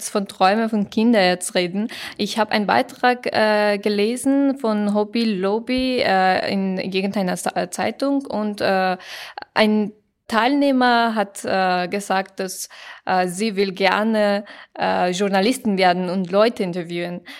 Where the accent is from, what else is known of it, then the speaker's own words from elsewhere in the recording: Afghanistan; German is a second language; now in Germany; ich komme aus Afghanistan und äh, wenn ich hier war und wenn ich, äh, also 2015 war ich hier